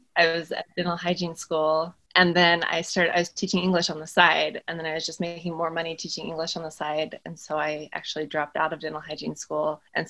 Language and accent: English; Utah, United States; I grew up in Utah in a family of 5 children and the second oldest.